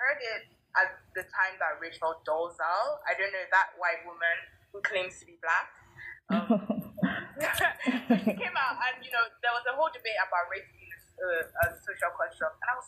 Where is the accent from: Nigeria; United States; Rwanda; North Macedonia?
Nigeria; Lagos; moved away; also born or lived in England; grew up in Lagos